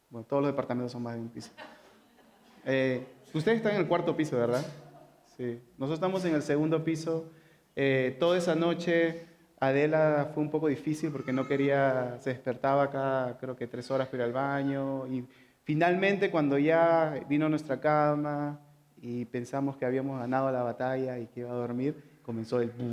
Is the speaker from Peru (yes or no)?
yes; San Juan de Lurigancho, Lima, Peru; Y nosotros crecimos en San Juan de Origancho, ¿ok? Está rodeado de, montañas